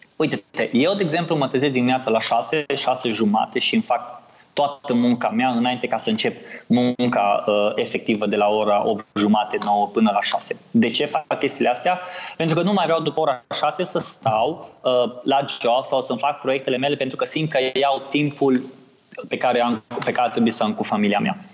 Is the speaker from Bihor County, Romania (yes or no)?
yes; Oradea, Bihor County, Romania; din Oradea, de unde sunt eu